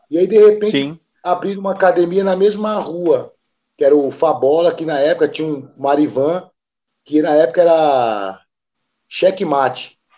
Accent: Serra Talhada, Pernambuco, Brazil; also born or lived in Recife; now in São Paulo, Brazil; eu vim de Recife, né, de Pernambuco, mas fui praticamente criado em, em Serra Talhada, que é o interior lá do Nordeste, lá que é a terra de Lampião, né, que a gente fala. Então, eu, eu vim para São Paulo

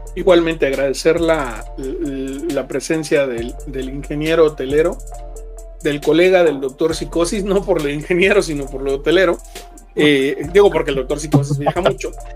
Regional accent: Mexico; como mexicanos dejamos todo al, último

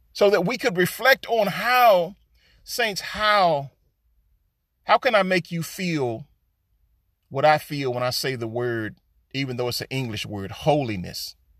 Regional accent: United States; All of us so-called African Americans, Negroes, or Black folks

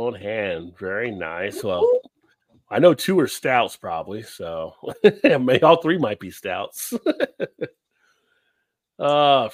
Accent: United States; also born or lived in Baltimore, Maryland; I'm American

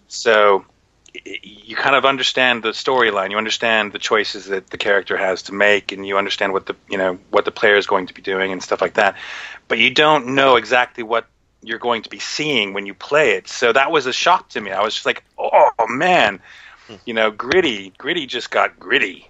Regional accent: United States; moved away; I'm American.

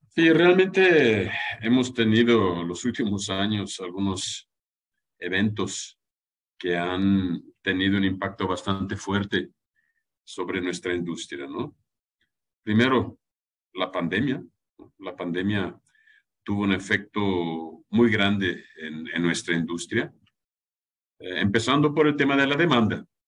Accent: Germany; now in Mexico; yo soy alemán

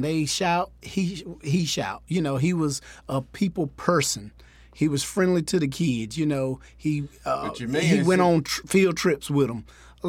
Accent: Clayton, North Carolina, United States; I'm from Clayton. I'm a Clayton Comet

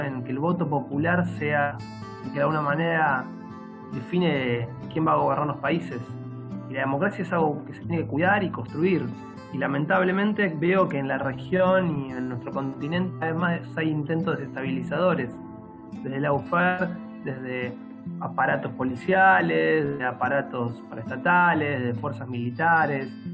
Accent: Argentina; also born or lived in Buenos Aires; tengo el honor y el orgullo de ser parte de, la clase trabajadora argentina

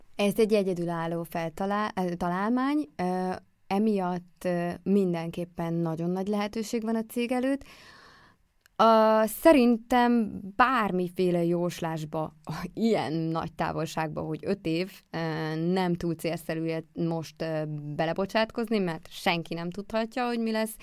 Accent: Békéscsaba, Békés, Hungary; moved away as an adult; also born or lived in Szeged; én vidékről jöttem, nekem Békés Csabáról

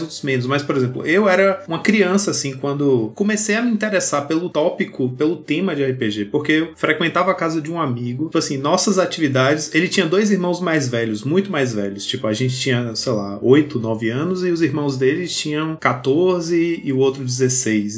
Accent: Vitória da Conquista, Bahia, Brazil; aqui em Vitória da Conquista, onde eu cresci

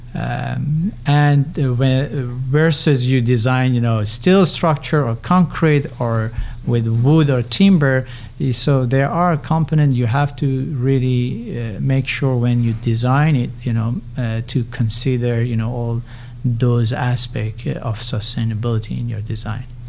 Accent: Tehran, Tehran Province, Iran; moved away as an adult; also born or lived in Berkeley, California, United States; now in United States; I'm originally Persian. I grew up in uh, Tehran in Iran

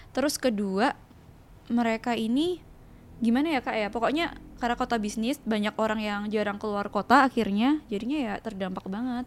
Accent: Sidoarjo, East Java, Indonesia; moved away as an adult; now in Surabaya, Indonesia; Sebenarnya aku tuh lahir di Sidoarjo, terus besar di Sidoarjo sampai S M A aku di Sidoarjo

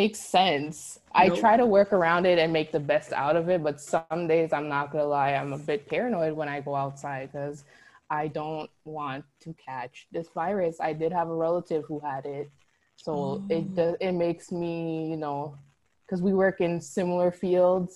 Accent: Toronto, Ontario, Canada; moved away; I'm originally from Toronto

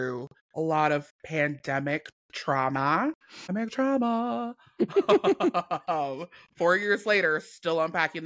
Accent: Cleveland, Ohio, United States; moved away; also born or lived in Chicago; I'm from Cleveland, and growing up, you know, we knew about The Color Purple

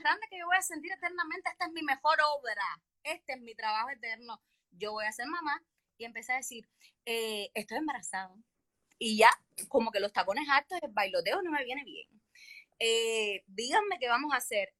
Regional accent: Havana, Cuba; also born or lived in Peru; yo nací en Jesús María y mi madre es una guajira de Pinar de Río

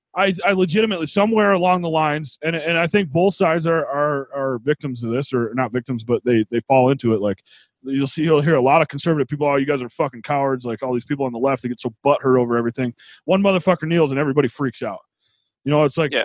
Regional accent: New York, United States; where I grew up in New York

